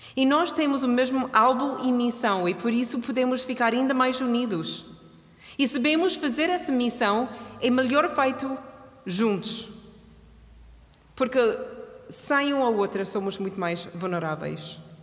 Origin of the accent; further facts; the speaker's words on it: Canada; now in Portugal; Eu sou do Canadá